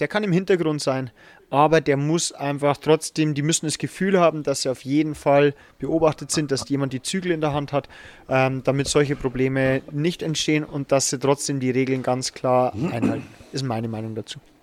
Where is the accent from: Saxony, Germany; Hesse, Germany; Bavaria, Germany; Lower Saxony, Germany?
Bavaria, Germany; Regensburg; ich komme zwar aus Regensburg